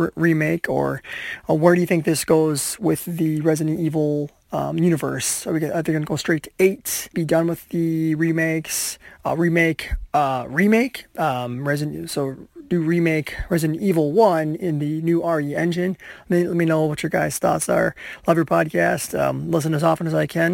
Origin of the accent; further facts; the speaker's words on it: Minnesota, United States; I'm from Minnesota